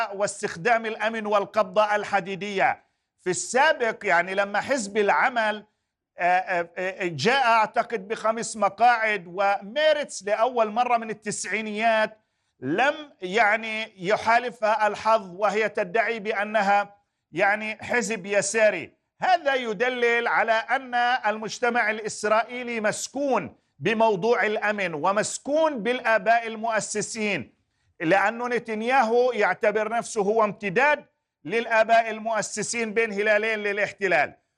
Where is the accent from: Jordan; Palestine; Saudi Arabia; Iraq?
Palestine; لحق بنا كفلسطينيين